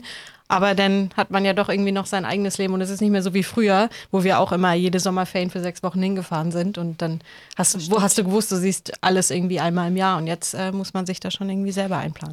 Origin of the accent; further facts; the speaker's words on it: near Cologne, North Rhine-Westphalia, Germany; moved away; ursprünglich, jetzt auch für Melanie, komme ich aus der Nähe von Köln